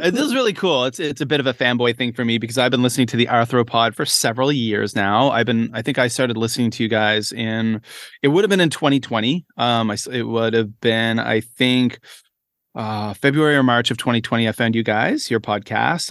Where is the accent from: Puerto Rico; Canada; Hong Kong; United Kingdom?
Canada; moved away as an adult; now in Shenzhen, China; I am a Canadian, uh, primary school educator